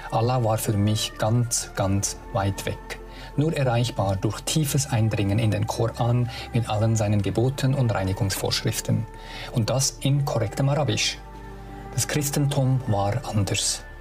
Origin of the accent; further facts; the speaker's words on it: Sabah, Malaysia; German is a second language; moved away; in Borneo, in Saba, dort wo ich aufgewachsen bin, haben aufgenommen mit authentischen Bildern von diesen Orten und Schauplätzen, ja, wo ich gross